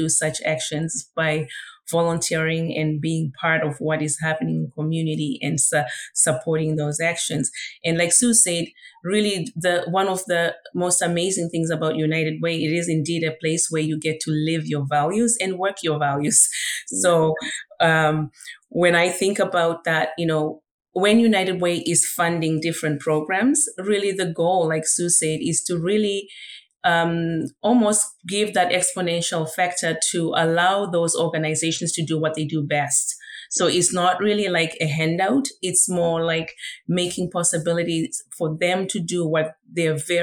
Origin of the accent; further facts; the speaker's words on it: Zimbabwe; moved away; literally being raised by community, because I was born in Zimbabwe, in Africa